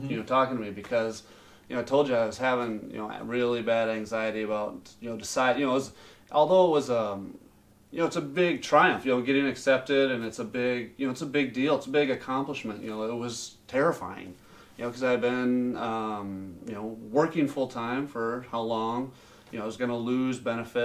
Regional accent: Sioux Falls, South Dakota, United States; I'm from Sioux Falls originally.

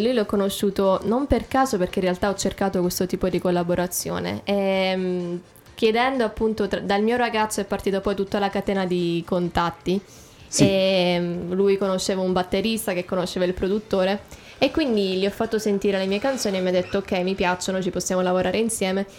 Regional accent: Italy; accent: Italian; also born or lived in America; now in England; mio accento italiano

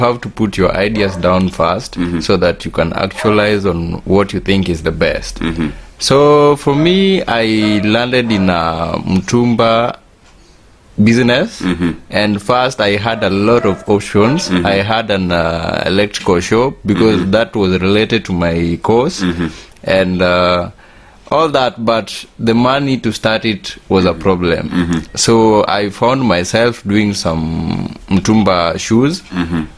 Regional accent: Kenya; also born or lived in Kisumu; I am a Kenyan. I live in Kisumu.

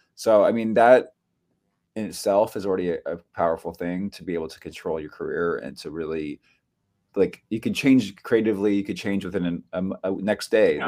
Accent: Bay Area, Northern California, United States; now in New York City, United States; I grew up in California. I grew up in the Bay Area, um, Northern California

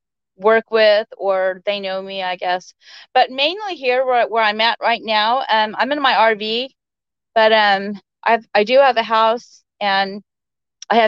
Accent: South Texas, United States; moved away as an adult; also born or lived in Dallas, Texas; now in North Idaho, United States; I'm from South Texas, but I moved to Dallas when I was 18, and I lived there. And I moved up here in 04 with the army

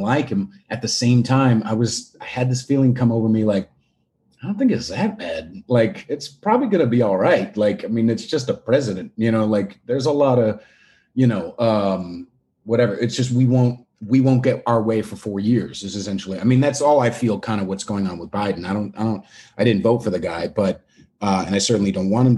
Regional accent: California, United States; moved away as an adult; also born or lived in Long Island, New York / Bay Area, California; now in Manhattan, United States; I was born in Long Island, moved out to California when I was 9, and then moved in the Bay Area and then moved back to Manhattan about a year and a half ago

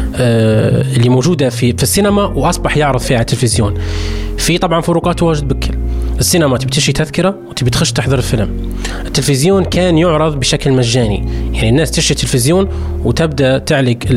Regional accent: Libya; عندنا في ليبيا

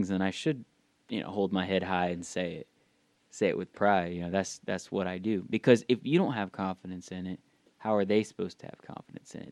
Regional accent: the South, United States; growing up in the South, especially a very religious household

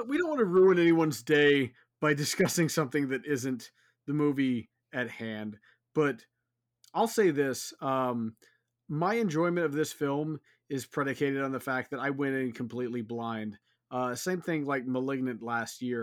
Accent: Houston, Texas, United States; I'm from Houston

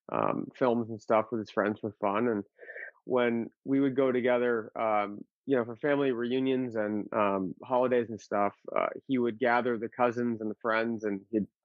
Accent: Massachusetts, United States; born there; also born or lived in Arizona; Um, well, actually, I was born in Massachusetts. Oh, and then, uh, yeah, I, I moved from Mass out to Arizona

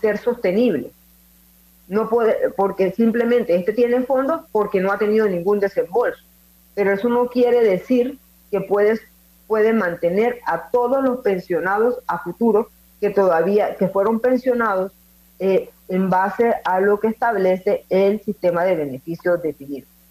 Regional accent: Panama

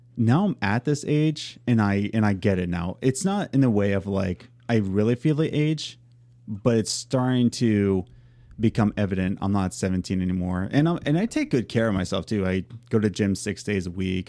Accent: Philadelphia, Pennsylvania, United States; moved away as an adult; now in Long Island, United States; we're from Philadelphia, then we moved to central P

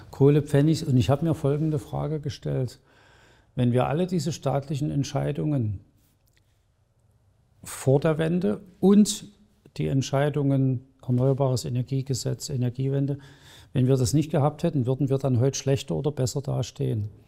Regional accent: Saxony, Germany; in den letzten Wochen sehr intensiv mit der Geschichte der alten Bundesrepublik beschäftigt, die ich als Sachse nicht so gut kannte.

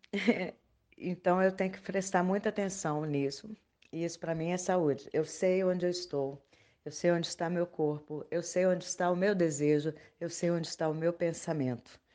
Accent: Belo Horizonte, Minas Gerais, Brazil; nasci e vivo ainda em Belo Horizonte, Minas Gerais.

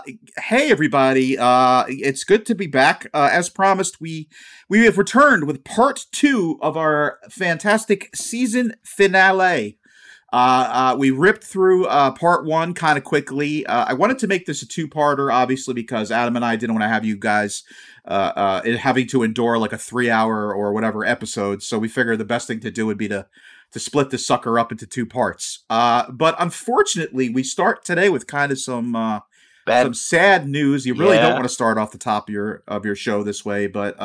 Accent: Scotland, United Kingdom; It's funny, being a Scotsman, like, the only real hair I have is on my legs.

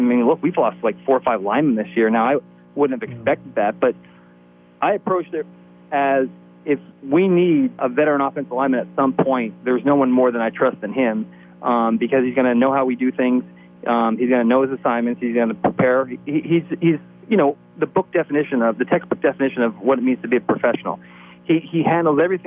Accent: Mount Carmel, Pennsylvania, United States; moved away; growing up in Mount Carmel

